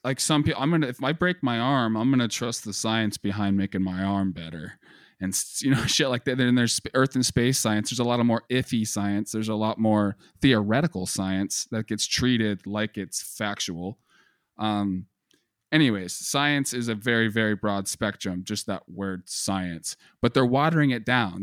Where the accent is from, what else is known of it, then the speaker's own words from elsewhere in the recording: United States; Being an American, we're, we're raised and we're growing up on this heavy propaganda